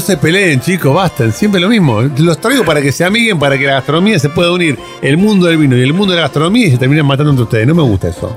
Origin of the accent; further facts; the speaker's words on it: Buenos Aires, Argentina; yo como porteño